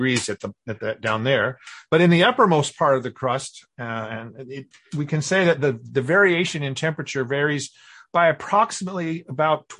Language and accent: English; Kansas, United States; moved away as an adult; also born or lived in New Mexico / New York; now in Houston, United States; I grew up in Kansas